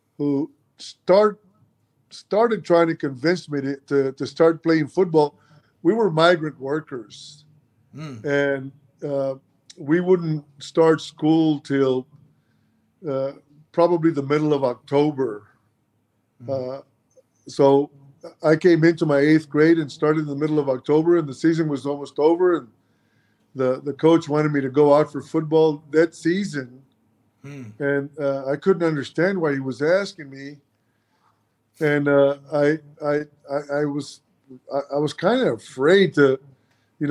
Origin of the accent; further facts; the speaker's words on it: Mission, Texas, United States; first language Spanish; English is a second language; also born or lived in Milwaukee, Wisconsin; I grew up in Mission, Texas. Mission is in South Texas, 5 miles from the Mexican border